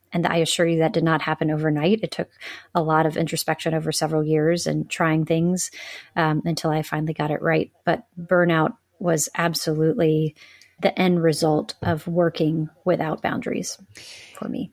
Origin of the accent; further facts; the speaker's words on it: the South, United States; I grew up in the South.